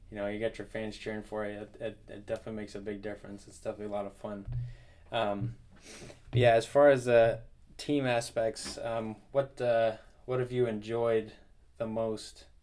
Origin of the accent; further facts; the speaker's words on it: New Jersey, United States; up in New Jersey, we didn't have any like bands or anything like